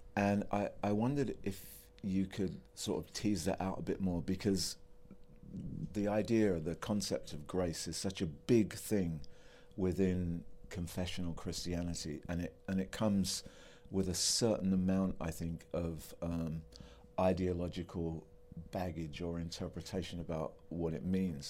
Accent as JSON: {"language": "English", "region": "England", "country": "United Kingdom", "said": "I'm English"}